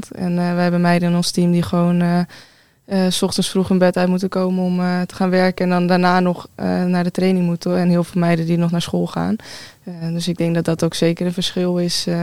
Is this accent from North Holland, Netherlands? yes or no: yes; Amsterdam, North Holland, Netherlands; Nee, ik kom uit Amsterdam.